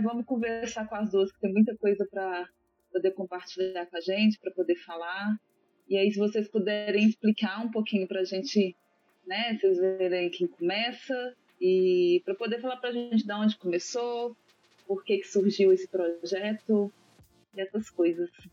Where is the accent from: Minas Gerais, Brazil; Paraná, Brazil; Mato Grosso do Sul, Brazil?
Minas Gerais, Brazil; Belo Horizonte; Sou de Belo Horizonte, Minas Gerais